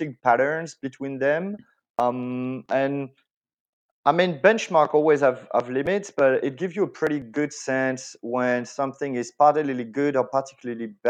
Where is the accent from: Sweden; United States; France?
France; accent: French; English is a second language; moved away as an adult; now in Spain; I'm French. This is something that is really hard to hide, obviously, especially like on voice only. So I was born in France.